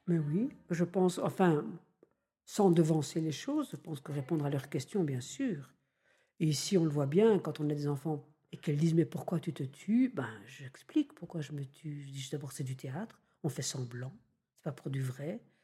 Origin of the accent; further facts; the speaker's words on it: Belgium; je suis belge, donc on a comme ça une propension en Belgique à rire un peu facilement